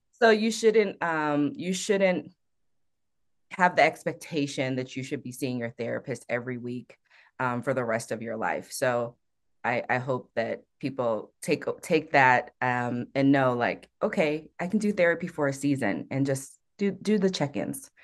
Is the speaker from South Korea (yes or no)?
yes; South Korea; now in Colorado Springs, United States; I'm from Korea, which is a peninsula technically